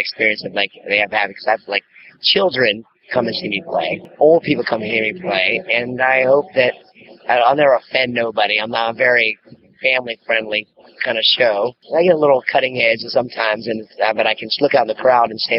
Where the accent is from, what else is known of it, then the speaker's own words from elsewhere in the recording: Takoma Park, Maryland, United States; now in Key West, United States; I was born in Tacoma Park, Maryland